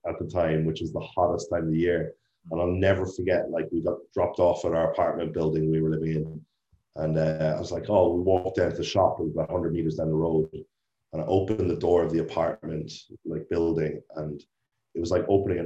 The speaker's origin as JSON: {"language": "English", "country": "Ireland", "moved": "as an adult", "said": "I'm from Ireland"}